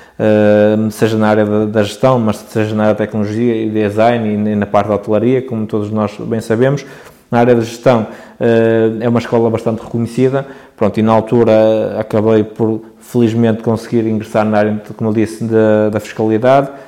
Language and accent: Portuguese; Barcelos, Norte, Portugal; sou natural de Barcelos, particularmente uma freguesia de Lijo, que se chama Lijó.